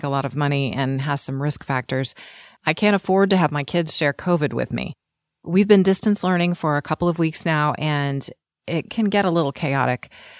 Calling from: Sacramento, California, United States; from Sacramento. I'm a mom of a sixth grader and a ninth grader, and I'm grateful that our school district has the sense to do full distance learning right now.

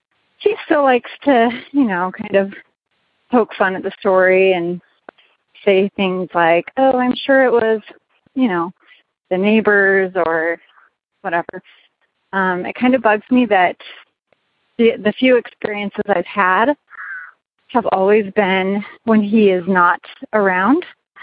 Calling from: Las Vegas, Nevada, United States; I'm calling in from Las Vegas, Nevada.

